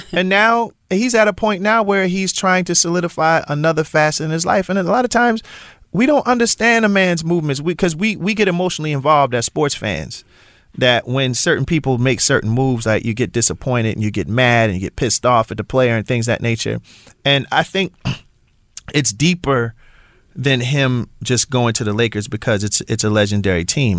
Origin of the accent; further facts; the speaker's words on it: Philadelphia, Pennsylvania, United States; I am from Philly. And I do understand what being in the Super Bowl means for my city